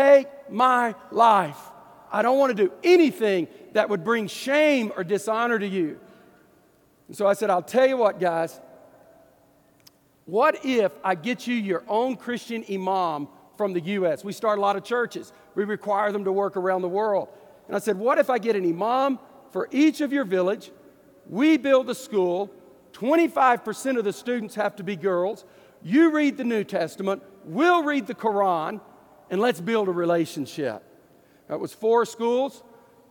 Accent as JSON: {"language": "English", "region": "Deep East Texas", "country": "United States", "said": "I'm from Deep East Texas"}